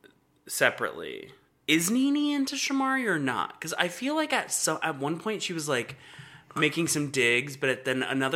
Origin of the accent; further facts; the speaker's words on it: Atlanta, Georgia, United States; I'm from Atlanta, so it's not surprising